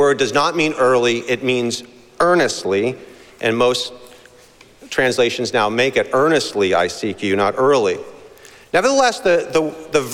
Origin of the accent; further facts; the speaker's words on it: Boston, Massachusetts, United States; growing up in Boston